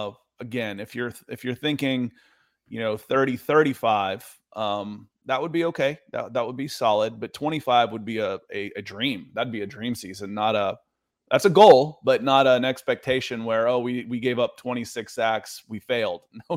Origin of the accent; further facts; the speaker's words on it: Atlanta, Georgia, United States; I mean, I could, but again, I grew up in Atlanta.